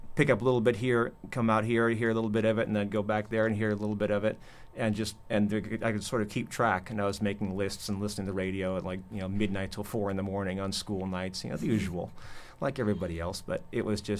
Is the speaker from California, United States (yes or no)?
yes; West Coast, Central Coast area, California, United States; moved away; also born or lived in New York; I grew up mostly on the West Coast.